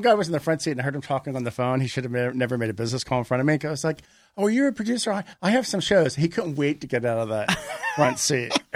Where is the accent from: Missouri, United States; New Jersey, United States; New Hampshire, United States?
New Jersey, United States; Margate; also born or lived in Philadelphia, Pennsylvania; now in Los Angeles, United States; I was born outside Philadelphia, and I grew up in a small summer beach resort town, Margate, three miles south of Atlantic City.